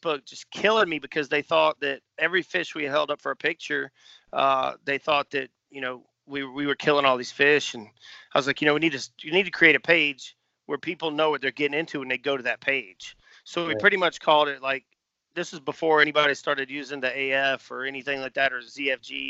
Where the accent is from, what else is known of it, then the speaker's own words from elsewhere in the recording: Pawleys Island, South Carolina, United States; moved away as an adult; also born or lived in Charleston, South Carolina; growing up in Pauly's